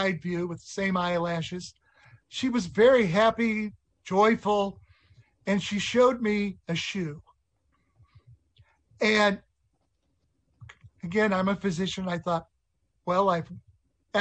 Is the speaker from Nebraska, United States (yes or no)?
yes; Nebraska, United States; I was from Nebraska